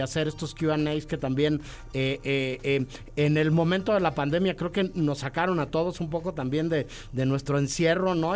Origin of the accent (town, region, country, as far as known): Mexico